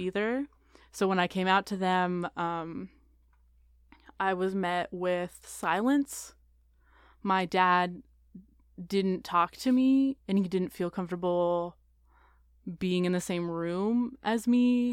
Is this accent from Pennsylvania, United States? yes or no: no; Portland, Oregon, United States; moved away; I grew up in Portland, Oregon